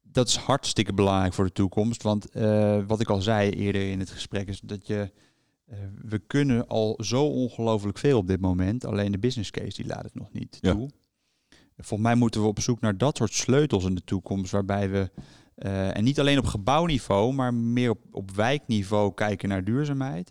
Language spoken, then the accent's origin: Dutch; Haarlem, North Holland, Netherlands; also born or lived in Enschede / The Hague; now in Delft, Netherlands; ik ben zelf eh, geboren in Haarlem, heb een tijdje in Enschede gewoond en woon nu overigens in Delft